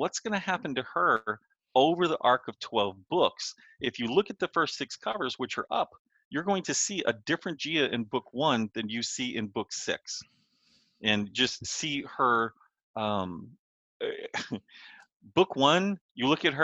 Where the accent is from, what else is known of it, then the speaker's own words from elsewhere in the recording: Texas, United States; I come from Texas in the United States